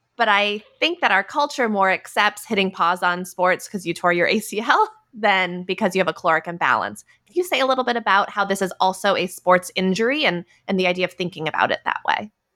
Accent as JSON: {"language": "English", "region": "Minnesota", "country": "United States", "tie": "born or raised there", "said": "I grew up in Minnesota"}